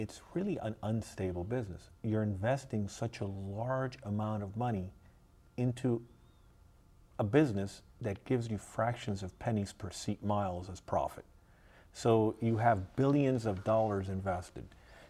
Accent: New York, United States; now in Long Beach, United States; I was born in New York.

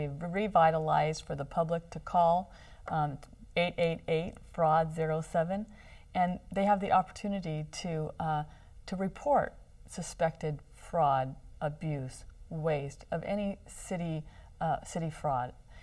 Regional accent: Long Beach, California, United States; This is my hometown, where I was born, where I went to school

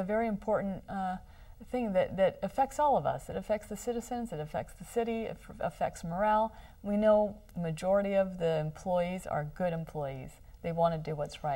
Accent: Long Beach, California, United States; This is my hometown, where I was born, where I went to school

